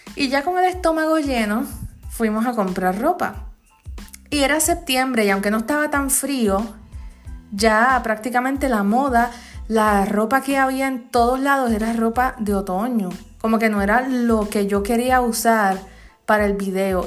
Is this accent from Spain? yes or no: no; Comerío, Puerto Rico; en mi pueblo, en Comerío